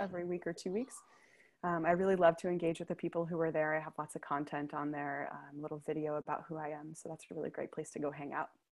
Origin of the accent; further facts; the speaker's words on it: United States; moved away as an adult; also born or lived in New York City; now in Copenhagen, Denmark; as an American